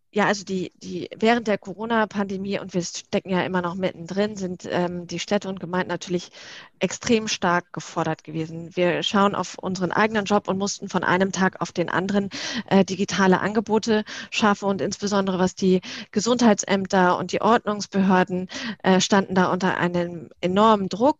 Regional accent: Northern Germany, Germany; now in Berlin, Germany; komme gebürtig aus dem Norden

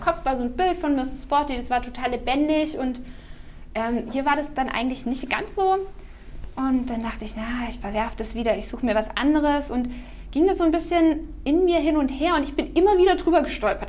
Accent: Herrenberg, Baden-Württemberg, Germany; ich komme äh, aus Kuppingen, mhm. also bin quasi Herrenbergerin äh, äh, schon seit immer. Ähm, bin dort aufgewachsen

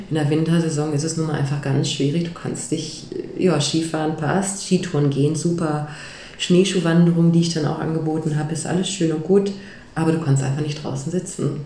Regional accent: Ruhr area, North Rhine-Westphalia, Germany; moved away; ich komme eigentlich aus dem Ruhrgebiet

